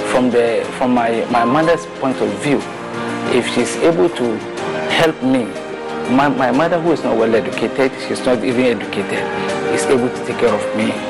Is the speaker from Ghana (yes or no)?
yes; Mamobi, Greater Accra, Ghana; Uh, actually, I grew up in Mamobi here specifically मैं Mamobi and I school here.